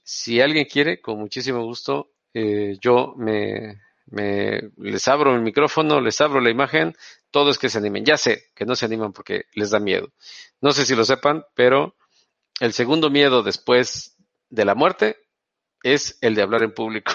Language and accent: Spanish; Tampico, Tamaulipas, Mexico; also born or lived in Veracruz; now in Monterrey, Mexico; yo no soy de Monterrey, soy de Tampico